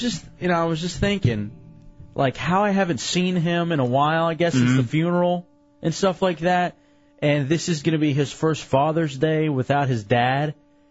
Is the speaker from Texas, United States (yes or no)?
yes; Dallas, Texas, United States; We being the Mavericks because I'm from Dallas, Texas.